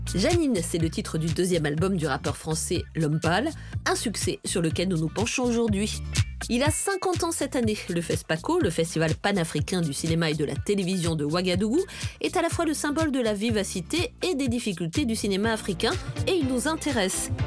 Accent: France; en tant que française

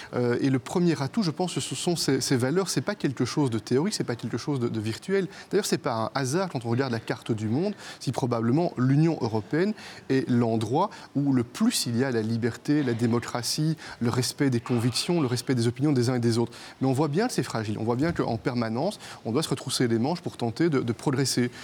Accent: Belgium; comme premier ministre belge

